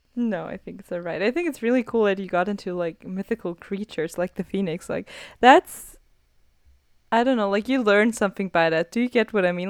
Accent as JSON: {"language": "English", "country": "Austria", "said": "I'm from Austria"}